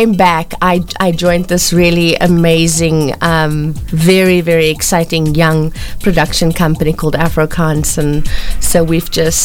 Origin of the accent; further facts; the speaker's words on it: Cape Town, Western Cape, South Africa; moved away as an adult; now in Johannesburg, South Africa; I was born on the Cape Flats. I was born to a really good family.